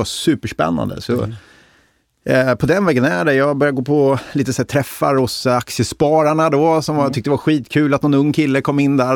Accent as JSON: {"language": "Swedish", "town": "Degerfors", "region": "Örebro County", "country": "Sweden", "tie": "born or raised there", "said": "jag kommer ju från Degerfors som är en av Sveriges rödaste kommuner."}